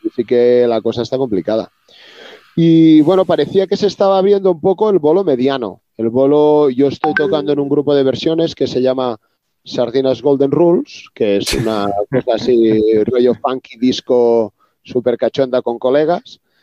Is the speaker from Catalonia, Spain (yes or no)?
yes; Reus, Catalonia, Spain; yo soy de Reus, una zona al sur de Cataluña